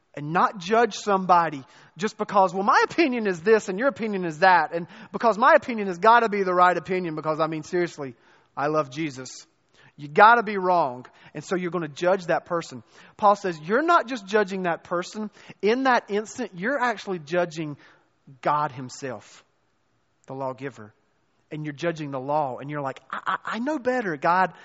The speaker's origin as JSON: {"language": "English", "area": "the Bible Belt", "region": "the South", "country": "United States", "tie": "born or raised there", "also_born_or_lived": "North Carolina / Chicago", "moved": "as an adult", "said": "born and raised in the South, in the Bible Belt"}